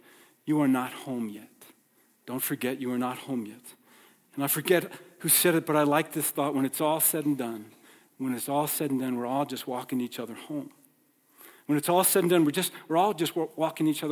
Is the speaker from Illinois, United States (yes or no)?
no; New York, United States; moved away; I grew up in New York